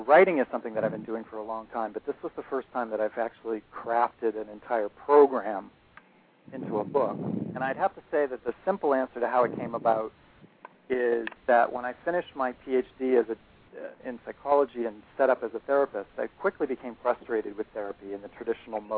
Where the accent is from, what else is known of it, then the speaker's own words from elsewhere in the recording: Boston, Massachusetts, United States; I'm from Boston